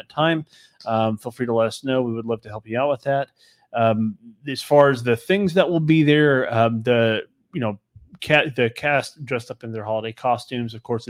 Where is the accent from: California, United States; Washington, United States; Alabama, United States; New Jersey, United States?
Alabama, United States; That's how we say it down here in Bama.